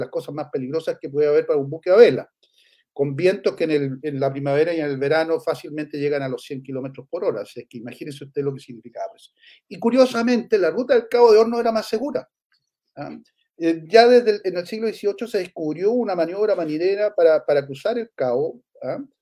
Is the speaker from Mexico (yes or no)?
no; Chile